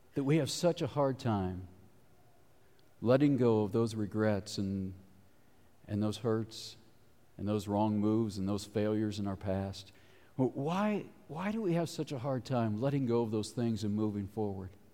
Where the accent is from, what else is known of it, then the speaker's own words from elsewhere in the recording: Cincinnati, Ohio, United States; moved away; I grew up in Cincinnati